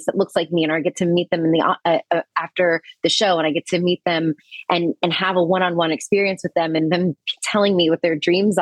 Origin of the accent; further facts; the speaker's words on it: Virginia, United States; I'm from Virginia